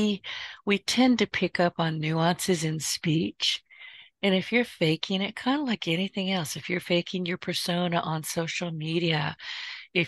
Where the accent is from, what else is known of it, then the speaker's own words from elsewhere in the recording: the South, United States; I'm from the South.